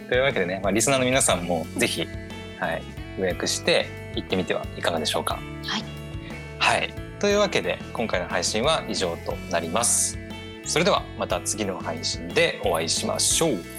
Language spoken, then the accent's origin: Japanese; Aomori, Japan; 私も出身が青森なので